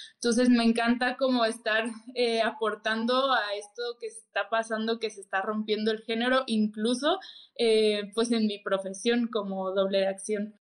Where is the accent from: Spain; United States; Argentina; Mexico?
Mexico; Mexico City; soy de Ciudad de México, tengo 25 años